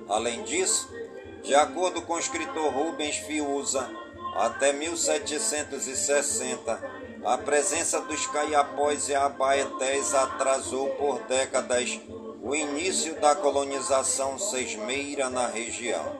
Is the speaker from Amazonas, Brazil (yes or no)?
yes; Careiro da Várzea, Amazonas, Brazil; todas as comunidades do Careiro da Várzea, minha cidade natal